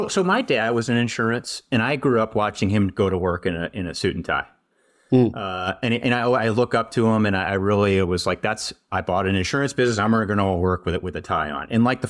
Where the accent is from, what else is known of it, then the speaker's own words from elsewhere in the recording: California, United States; now in Wisconsin, United States; hey, I'm from California. I moved out here from the Bay Area.